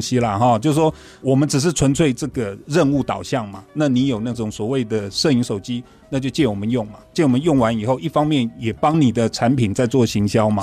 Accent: Kaohsiung, Taiwan; moved away; 那是我的老家高雄嘛

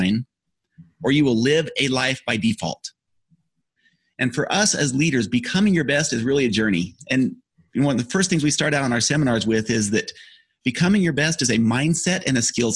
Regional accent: Utah, United States; I grew up in Utah

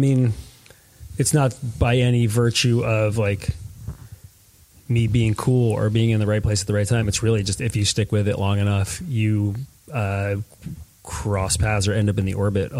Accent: Stratford, Connecticut, United States; I grew up and did most of my formative years in Stratford, which is sort of southern Connecticut between Bridgeport and New Haven

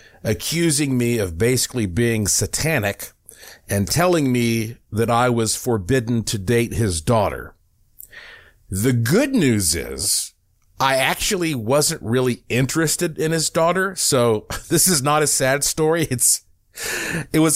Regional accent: Western North Carolina, United States; growing up in Western North Carolina

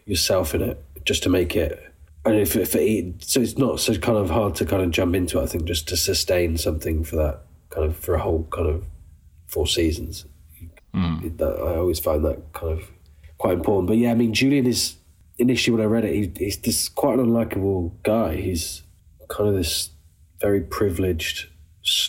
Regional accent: United Kingdom; an introverted British man

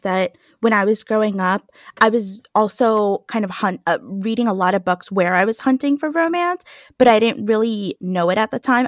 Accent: New York City, New York, United States; I grew up in New York

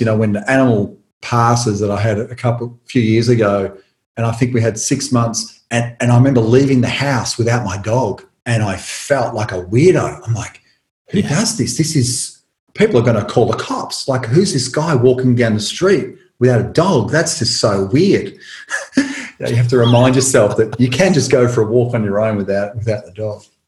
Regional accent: Tullamarine, Victoria, Australia; where I grew up in Tullamarine, there was a drive-in cinema

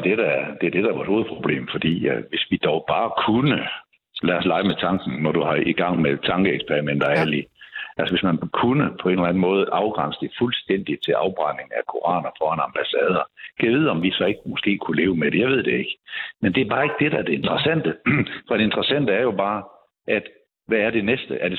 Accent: Odense, Southern Denmark, Denmark; min hjemby, øh, Odense

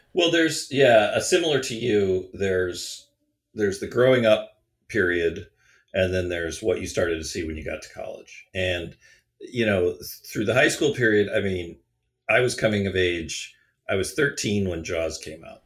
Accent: Pewaukee, Wisconsin, United States; I was growing up in Pewaukee, Wisconsin

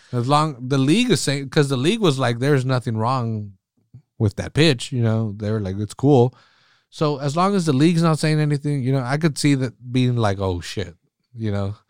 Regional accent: Salinas, California, United States; growing up pretty poor here in Salinas

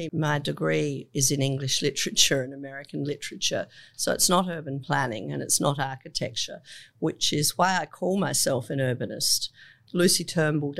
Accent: Adelaide, South Australia, Australia; I grew up in Adelaide. And I grew up at the foot of the hills in Adelaide

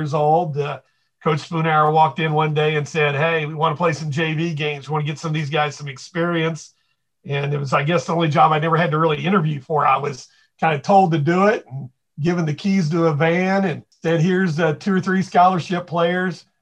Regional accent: Springfield, Missouri, United States; now in Overland Park, United States; I grew up in Springfield and went to Glendale High School.

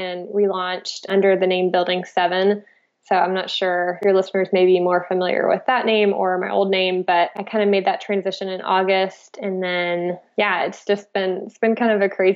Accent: Florida, United States; moved away as an adult; now in Oregon, United States; I'm originally from Florida

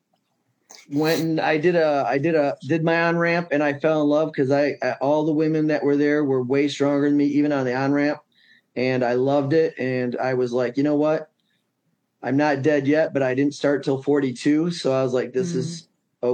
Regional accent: Three Rivers, Michigan, United States; I grew up in Three Rivers, Michigan

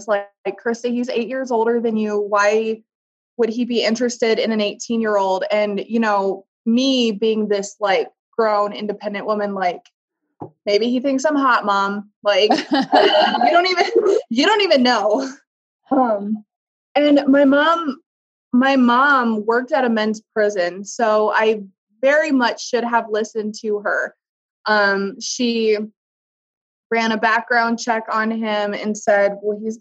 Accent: Iowa, United States; I was from Iowa

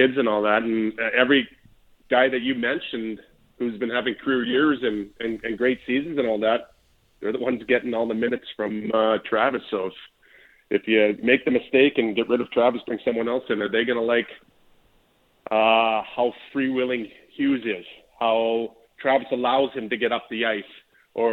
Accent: Canada; now in United States; I'm still Canadian

